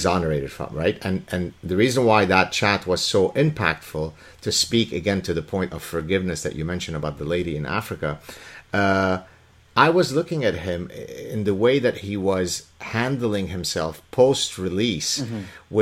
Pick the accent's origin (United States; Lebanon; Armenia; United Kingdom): Lebanon; now in Canada; I'm from Lebanon